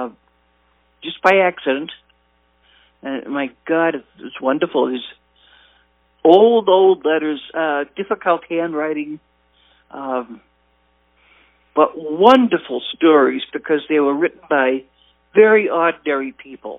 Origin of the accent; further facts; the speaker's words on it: Haverhill, Massachusetts, United States; I was born and raised in Haverhill. I should say Bradford